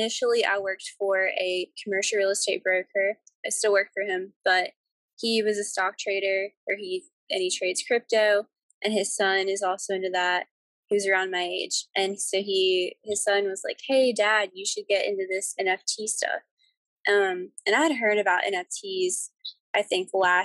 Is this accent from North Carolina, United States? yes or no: yes; near Charlotte, North Carolina, United States; I'm from North Carolina, near like the Charlotte area